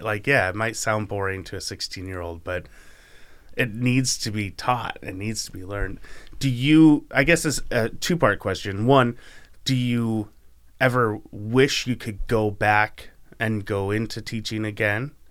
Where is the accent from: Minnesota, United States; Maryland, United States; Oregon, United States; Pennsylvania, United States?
Oregon, United States; Canby; also born or lived in Pittsburgh / Arizona; I grew up in Canby my whole life, spent a few years in Pittsburgh